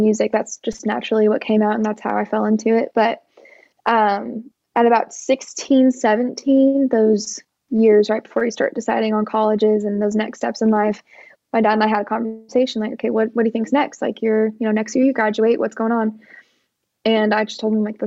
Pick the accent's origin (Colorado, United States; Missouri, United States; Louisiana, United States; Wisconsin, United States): Missouri, United States; Columbia; moved away as an adult; also born or lived in Kansas City, Missouri; now in Nashville, United States; I'm from Columbia, Missouri, just about 2 hours away from here. But I moved here when I was 18